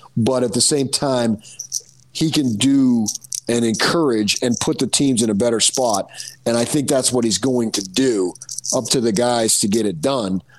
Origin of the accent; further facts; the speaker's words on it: New Jersey, United States; I'm from Jersey